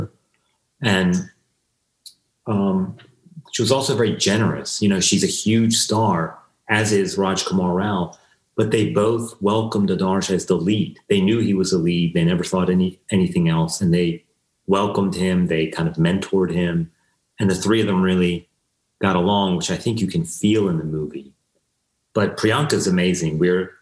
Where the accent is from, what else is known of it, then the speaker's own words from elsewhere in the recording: United States; I'm Iranian American